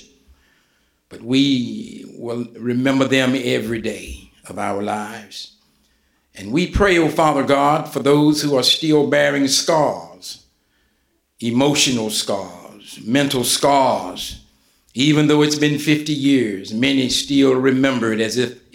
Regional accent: West Virginia, United States; moved away as an adult; also born or lived in Kansas City area; Buffalo Creek, and I'm saying, hold on, that's my hometown

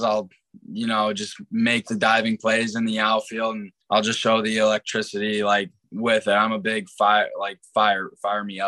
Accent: Chicago, Illinois, United States; I'm from Chicago

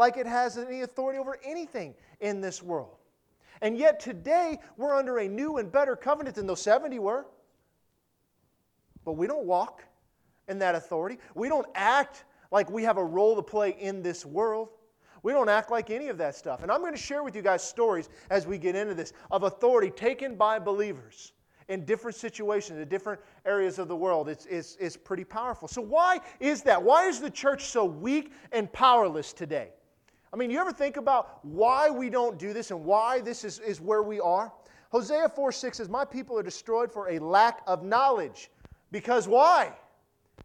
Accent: United States; we're American

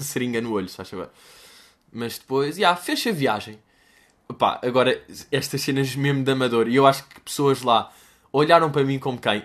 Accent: Guimarães, Norte, Portugal; accent: Guimarães; o sotaque que eu tenho é mesmo de Guimarães

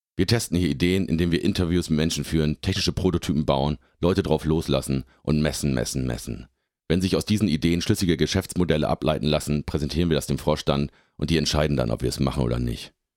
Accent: Lindern, Lower Saxony, Germany; now in Hamburg, Germany; Ich komme aus dem Oldenburger Münsterland, aus dem beschaulichen Dorf Lindern im Landkreis Kloppenburg

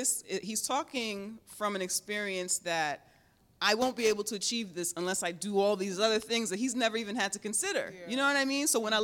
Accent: New York, United States; It's just like I had to imagine her as, you know what I'm saying, me as a New Yorker, you know?

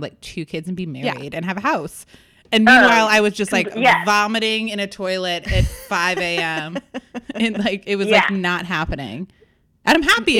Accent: United States; American women

